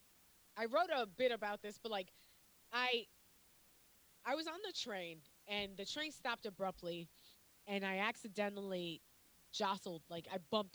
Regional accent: New York, United States

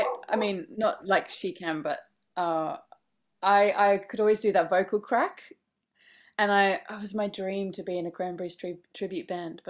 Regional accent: Australia; But anyway, so I grew up in Australia, and actually mainly studied classical music.

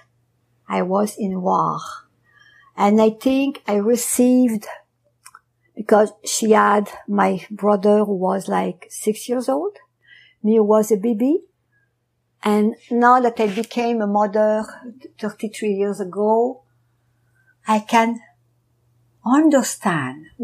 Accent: France; I was born in France during the war

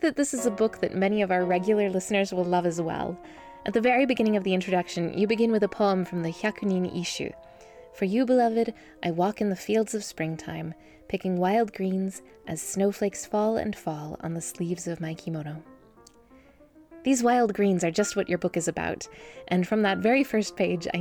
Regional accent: Bay Area, California, United States; I'm also from the Bay Area

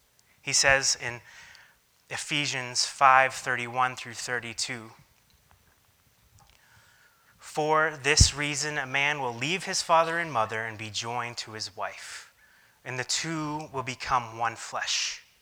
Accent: Jordan; When I grew up in Jordan, I have this memory of looking out the back window of our house and then seeing two or three shepherds standing next to each other

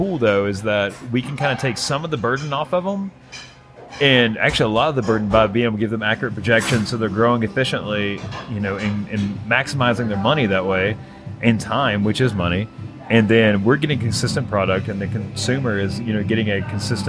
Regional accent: Virginia, United States; I come from Southwest Virginia. Not West Virginia, but Southern Western Virginia. In a little county called Lee County. It's actually the poorest county in Virginia. I come from tobacco farmers and coal miners.

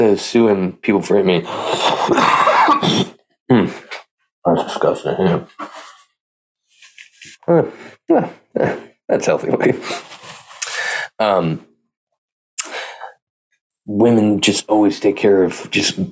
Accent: Pleasanton, California, United States; my hometown, Pleasanton, California

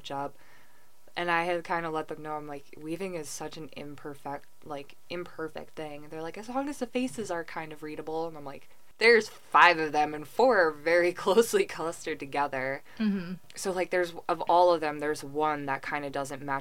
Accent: Hudson Valley, New York, United States; I grew up in the Hudson Valley

